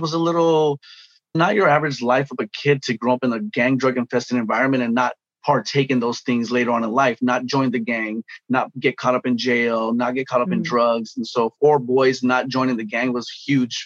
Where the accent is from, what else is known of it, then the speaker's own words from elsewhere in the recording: Los Angeles, California, United States; I grew up in Pacoima, California, gang, drug infested environment